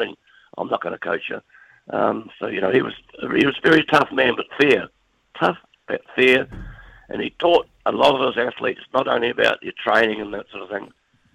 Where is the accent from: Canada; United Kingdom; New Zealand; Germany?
New Zealand; being a Kiwi